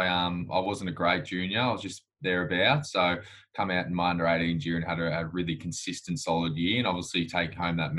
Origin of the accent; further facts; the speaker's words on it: Gippsland, Victoria, Australia; I grew up in Gippsland